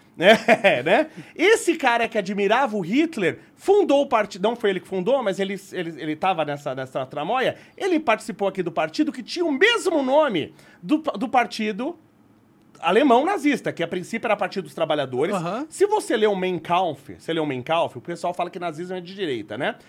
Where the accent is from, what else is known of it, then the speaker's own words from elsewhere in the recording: Brazil; me padre, italiano, sou nato qua